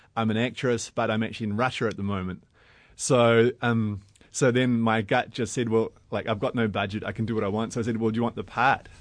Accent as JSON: {"language": "English", "country": "New Zealand", "said": "I'm a filmmaker from New Zealand."}